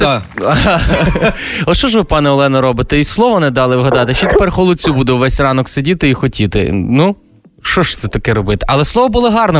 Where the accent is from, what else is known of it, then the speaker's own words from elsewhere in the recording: Lviv Oblast, Ukraine; я сам з Львівщини